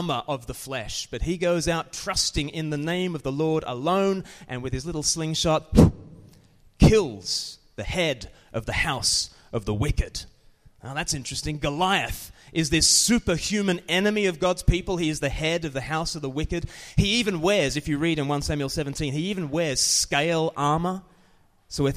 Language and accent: English; Australia; now in United Kingdom; I'm from Australia